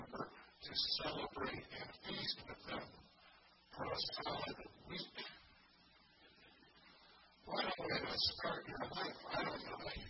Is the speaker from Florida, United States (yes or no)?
no; Indiana, United States; moved away; My wife and I grew up in Indiana.